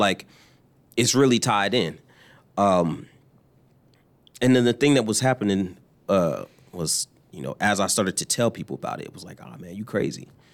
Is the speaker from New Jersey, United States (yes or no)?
yes; New Jersey, United States; also born or lived in Florida / Kentucky; now in Louisville, United States; I am from, uh, New Jersey, or Florida by way of New Jersey